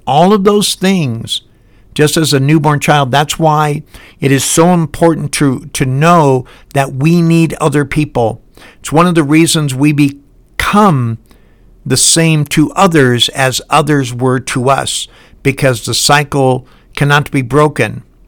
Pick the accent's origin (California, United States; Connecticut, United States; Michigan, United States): Michigan, United States; Highland Park; now in Salt Lake City, United States; I live in Salt Lake City, and I was born in Highland Park, Michigan